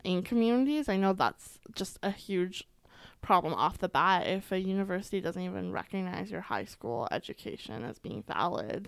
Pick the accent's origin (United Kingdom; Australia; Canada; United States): Canada; Alberta; I was born and raised here in Alberta